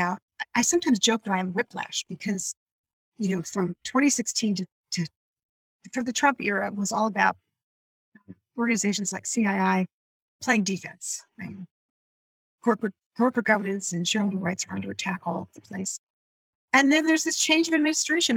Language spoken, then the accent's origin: English; New Jersey, United States; moved away as an adult; also born or lived in London / Japan; … and I come from New Jersey, but let's be honest. I grew up in the suburbs